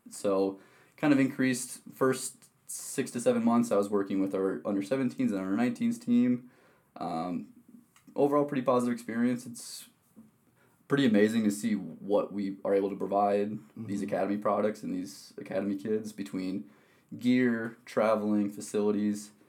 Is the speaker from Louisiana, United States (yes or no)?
no; Wisconsin, United States; moved away; Yeah, so I'm originally from Wisconsin. Uh, I've born and raised there